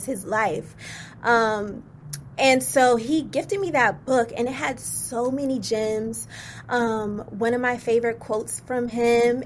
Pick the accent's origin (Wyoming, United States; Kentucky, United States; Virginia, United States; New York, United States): Virginia, United States; also born or lived in Indiana; I was born in Indiana, but raised in Virginia, which I'm so proud to be from Virginia.